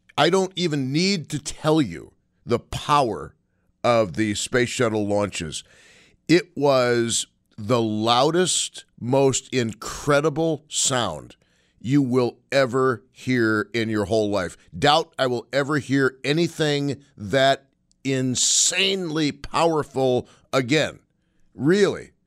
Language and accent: English; Buffalo, New York, United States; moved away; also born or lived in Saint Petersburg, Florida; born and raised in Buffalo